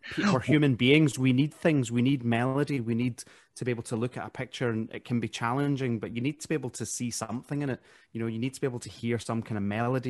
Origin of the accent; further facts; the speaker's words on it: Glasgow, Scotland, United Kingdom; moved away as an adult; also born or lived in Derry, Northern Ireland; now in England; I was born in Ireland, uh, but I grew up in Glasgow.